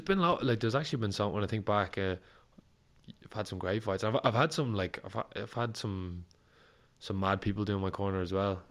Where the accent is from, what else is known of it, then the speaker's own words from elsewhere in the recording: Ireland; As an Irish fighter